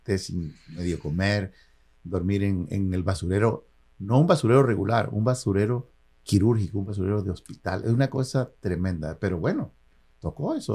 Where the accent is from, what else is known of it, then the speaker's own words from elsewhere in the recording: Isla, Veracruz, Mexico; moved away as an adult; also born or lived in Coatzacoalcos, Veracruz / San Francisco Bay Area, United States; now in United States; me moví de, de, mi pueblo natal, que es Isla, me moví a Coatzacoalcos.